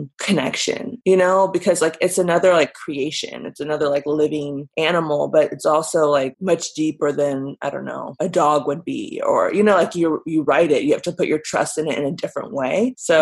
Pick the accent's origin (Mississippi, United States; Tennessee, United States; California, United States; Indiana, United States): California, United States; Burbank; I was born and raised in California, Southern California, but I really grew up in Burbank